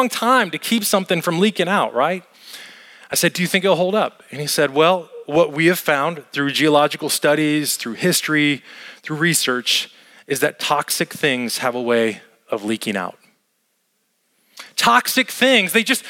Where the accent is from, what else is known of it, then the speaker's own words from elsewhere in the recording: Las Vegas, Nevada, United States; moved away; Las Vegas, where I grew up and where I lived